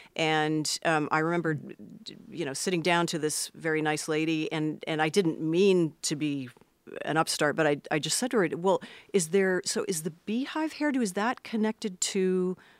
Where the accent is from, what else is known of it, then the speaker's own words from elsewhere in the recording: Los Angeles, California, United States; I was born in Los Angeles, proper